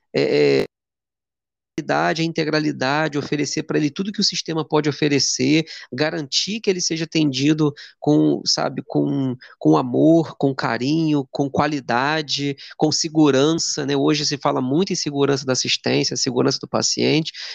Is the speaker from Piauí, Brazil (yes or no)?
no; Duque de Caxias, Rio de Janeiro, Brazil; eu sou de Duque de Caxias, de Janeiro